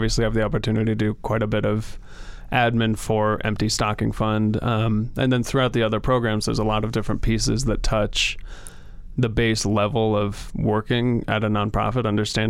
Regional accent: Denver, Colorado, United States; I was born and raised in Denver, went to Colorado College, graduated in 2018, and always intend on spending a large part of my life in Colorado

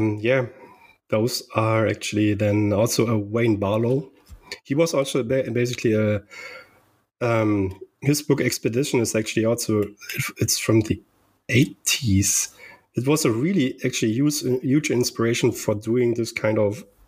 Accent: Germany; growing up in Germany in a little town with 100, a little village with 100 people

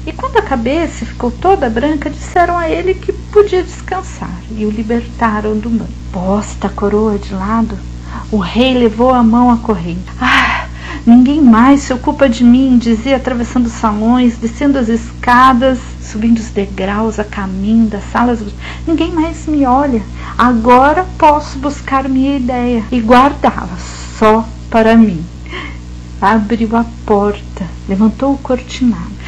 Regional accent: São José dos Campos, São Paulo, Brazil; Eu nasci em São José dos Campos, no interior de São Paulo, região do Vale do Paraíba

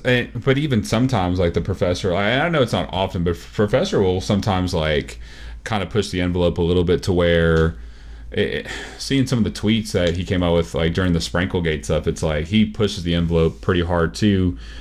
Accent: Texas, United States

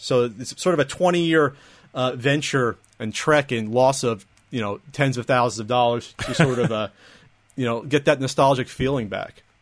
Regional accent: New Jersey, United States; moved away as an adult; now in San Diego, United States; I'm from New Jersey.

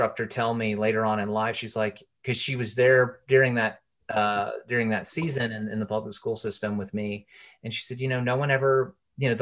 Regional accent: Chattanooga, Tennessee, United States; now in Nashville, United States; I was playing in bands around my hometown, Chattanooga.

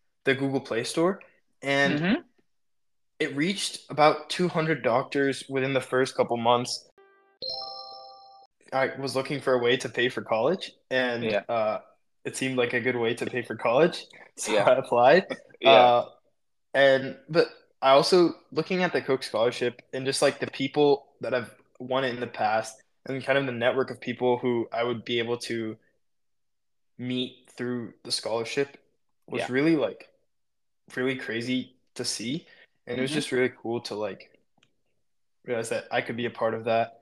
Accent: Atlanta, Georgia, United States; I'm from Atlanta

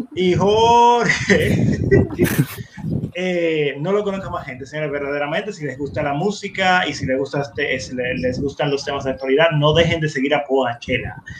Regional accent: Dominican Republic; nuestra sociedad, como dominicanos

